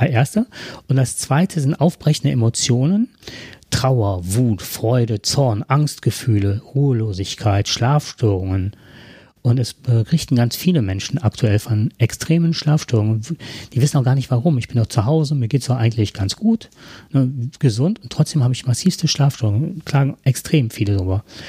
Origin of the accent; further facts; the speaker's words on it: Heinsberg district, North Rhine-Westphalia, Germany; wir kommen ja aus dem Kreis Heinsberg